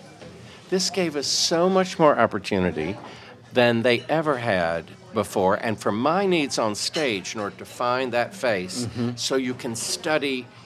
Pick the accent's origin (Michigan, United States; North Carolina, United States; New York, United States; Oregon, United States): North Carolina, United States; Raleigh; born and raised in Raleigh, North Carolina